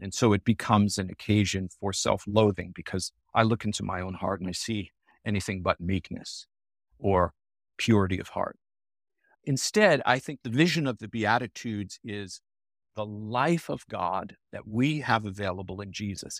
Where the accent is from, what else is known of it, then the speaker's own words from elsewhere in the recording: Long Island, New York, United States; now in Naperville, United States; I was born and raised on Long Island, New York, as a Roman Catholic